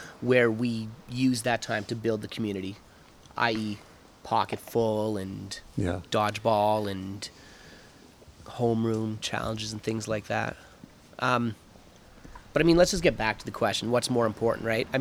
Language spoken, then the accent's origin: English; England, United Kingdom; now in Calgary, Canada; I am English by nature